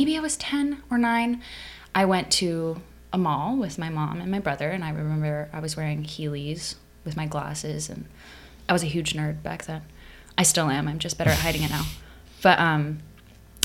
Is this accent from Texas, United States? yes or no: no; Lake Forest, California, United States; also born or lived in Upland, California; I was born in Upland in San Bernardino County in California. But then I moved to Orange County before I can remember. So I was like an infant, specifically to Lake Forest.